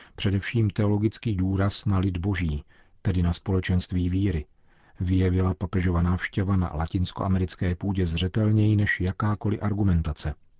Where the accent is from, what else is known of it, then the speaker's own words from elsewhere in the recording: Czechia; my Češi